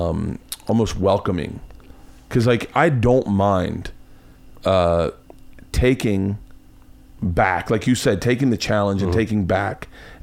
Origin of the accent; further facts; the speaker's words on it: Florida, United States; I grew up in Tallahassee or in Tampa.